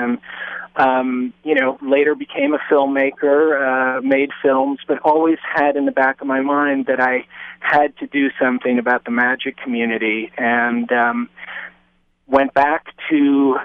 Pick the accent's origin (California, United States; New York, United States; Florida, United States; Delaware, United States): New York, United States; New York City; I grew up in Lower Manhattan, and it was a very different place than it is now